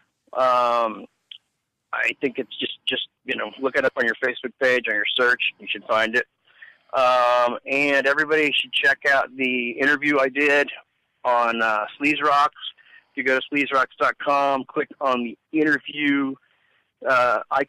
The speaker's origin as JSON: {"language": "English", "town": "Kansas City", "region": "Missouri", "country": "United States", "tie": "born or raised there", "moved": "as an adult", "lives_now": "Cadillac, United States", "said": "I was born and raised in Kansas City"}